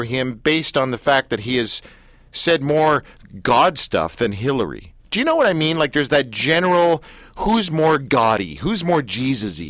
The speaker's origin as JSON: {"language": "English", "country": "Canada", "said": "I'm Canadian, not American"}